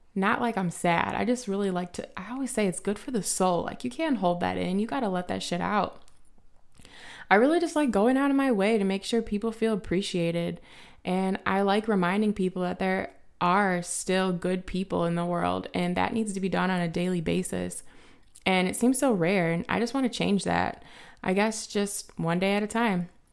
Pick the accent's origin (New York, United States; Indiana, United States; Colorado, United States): Indiana, United States; Highland; I grew up in a small town, um, outside of Chicago called High Land.